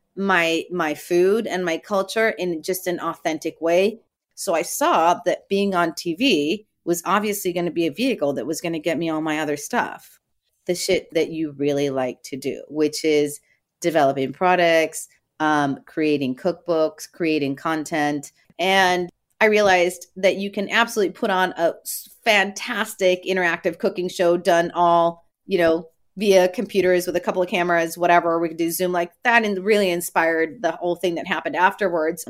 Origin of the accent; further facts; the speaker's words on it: Tijuana, Baja California, Mexico; I'm the kid from Tijuana. I would cross the border every day.